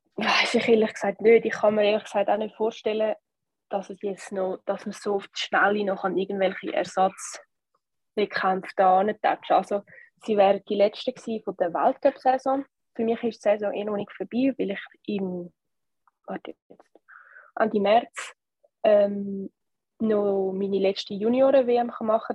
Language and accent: German; Switzerland; als Schweizer Team